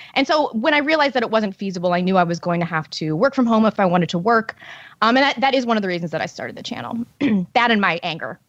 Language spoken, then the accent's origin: English; St. Louis, Missouri, United States; a leftist St. Louis publication, which is my hometown